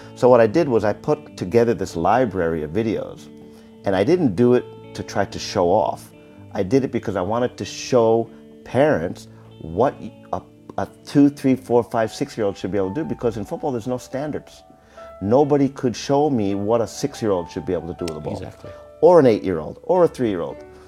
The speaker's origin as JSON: {"language": "English", "country": "United States", "moved": "yes", "said": "I'm from America"}